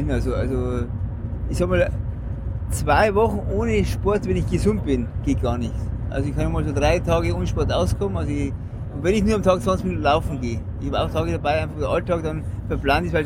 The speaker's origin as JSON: {"language": "German", "region": "Bavaria", "country": "Germany", "said": "bei uns im Bayerischen Wald ist halt Berg einmal zwei, drei Kilometer lang oder länger"}